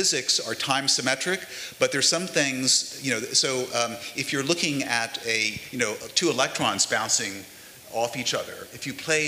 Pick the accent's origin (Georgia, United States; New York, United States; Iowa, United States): New York, United States; Lewis and I are from New York, why do we happen to live in New York?